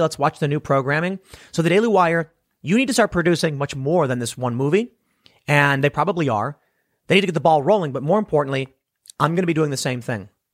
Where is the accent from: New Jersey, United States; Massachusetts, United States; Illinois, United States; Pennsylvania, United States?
Illinois, United States; Chicago; I'm from Chicago